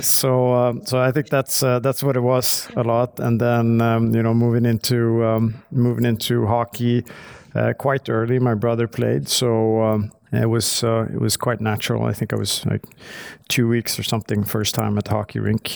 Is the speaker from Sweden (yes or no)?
yes; Stockholm, Stockholm County, Sweden; I grew up in, uh, Stockholm. I'm right outside of Stockholm.